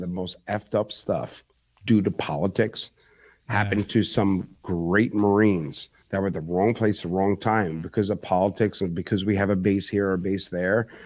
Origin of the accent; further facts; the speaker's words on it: New York City, New York, United States; moved away; also born or lived in Manalapan, New Jersey; I was born and raised in Bronx, New York